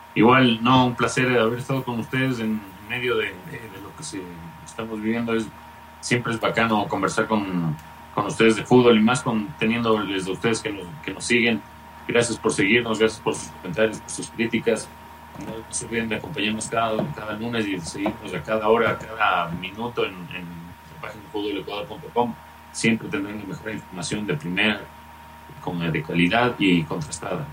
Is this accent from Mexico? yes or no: no; Ecuador; como ecuatorianos